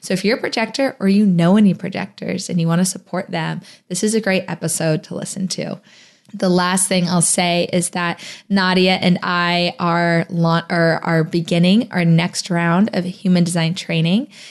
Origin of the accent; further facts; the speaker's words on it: Phoenix, Arizona, United States; moved away as an adult; also born or lived in New Orleans, Louisiana; my hometown of Phoenix, Arizona, but I used to live in New Orleans